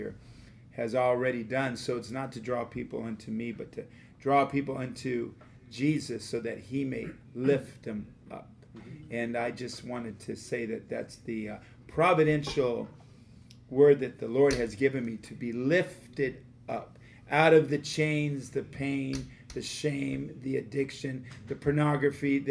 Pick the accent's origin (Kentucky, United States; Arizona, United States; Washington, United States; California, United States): California, United States; Los Angeles; I was brought up in Los Angeles